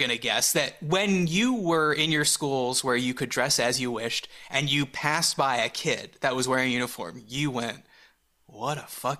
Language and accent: English; Montreal, Quebec, Canada; growing up in Montreal